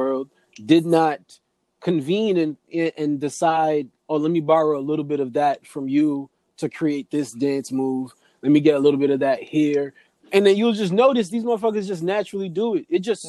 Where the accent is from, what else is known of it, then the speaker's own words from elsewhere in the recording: New York, United States; also born or lived in Jamaica; I grew up in New York where I'm right there with various Africans.